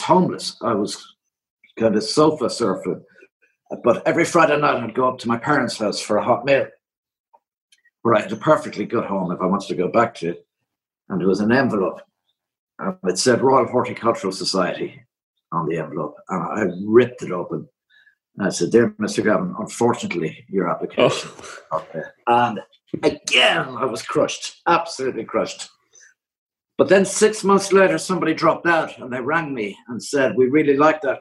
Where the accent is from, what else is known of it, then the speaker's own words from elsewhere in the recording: Ireland; I'm from Ireland